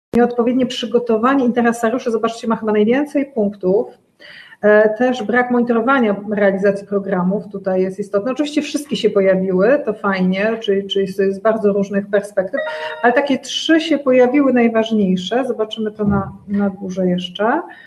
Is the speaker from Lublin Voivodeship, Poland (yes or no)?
no; Łódź, Łódź Voivodeship, Poland; Ja pochodzę z Łodzi